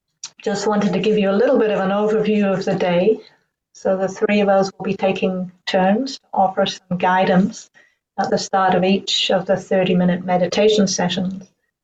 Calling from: Auckland, New Zealand; I'm joining you from Tamaki Makaurau, Auckland, in Aotearoa, New Zealand.

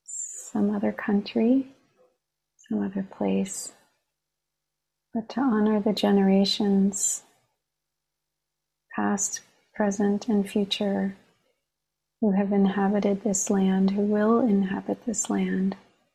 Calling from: Long Island, New York, United States; I'm calling in from Long Island, the land of Munsee, Lenape, and Merrick peoples.

